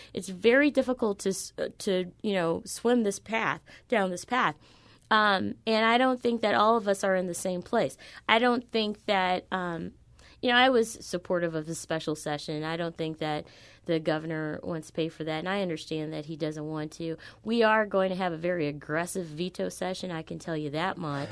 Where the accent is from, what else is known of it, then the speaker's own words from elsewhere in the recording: University City, Missouri, United States; also born or lived in St. Louis, Missouri; University City. My mom chose to move to Saint Louis City so that I could go to Clayton